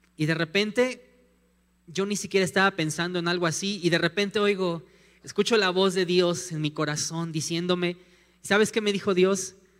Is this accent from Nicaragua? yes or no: no; Mexico City, Mexico; also born or lived in Morelia; now in León, Mexico; nosotros somos de la Ciudad de México, nos fuimos a vivir a Morelia unos años